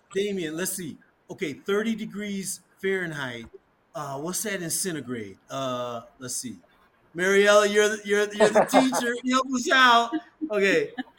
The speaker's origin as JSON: {"language": "English", "town": "Omaha", "region": "Nebraska", "country": "United States", "tie": "born or raised there", "also_born_or_lived": "Southern California", "moved": "as an adult", "said": "I'm from Omaha, Nebraska, and I lived in Southern California from about 1991 on."}